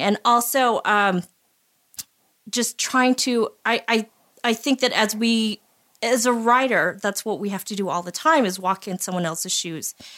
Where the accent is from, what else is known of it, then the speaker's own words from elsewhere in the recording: Utah, United States; having grown up in Utah and being Japanese American